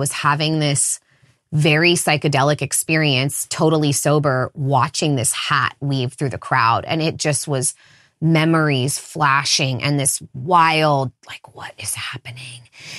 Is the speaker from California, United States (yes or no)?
yes; California, United States; I grew up in the Redwood Forest, so a very enchanted place in general. Lots of rivers and spending time wild and feral and naked outside as a kid.